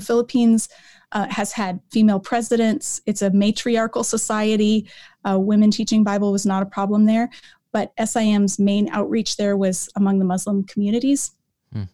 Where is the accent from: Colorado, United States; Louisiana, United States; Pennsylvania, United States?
Colorado, United States; moved away as an adult; also born or lived in Oregon; now in Canada; I was born and raised in Colorado